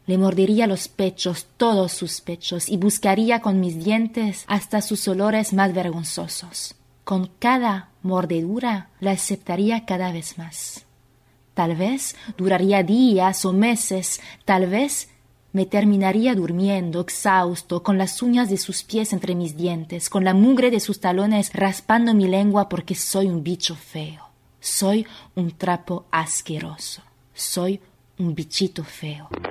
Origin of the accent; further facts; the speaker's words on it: Paris, Île-de-France, France; Spanish is a second language; moved away as an adult; now in Buenos Aires, Argentina; Vivo en Buenos Aires, Argentina. Argentina es mi país de adopción porque mm, desde hace cinco años, porque yo soy francesa, soy de París.